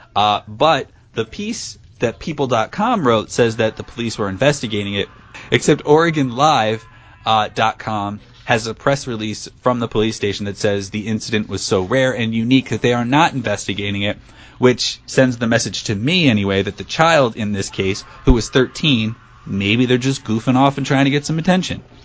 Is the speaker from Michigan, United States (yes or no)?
no; Pomona, New Jersey, United States; my hometown is in New Jersey